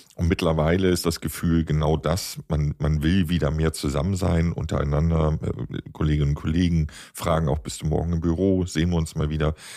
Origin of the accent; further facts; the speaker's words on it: Hamburg, Germany; ich komme aus Hamburg, Hamburger Kaufmannsfamilie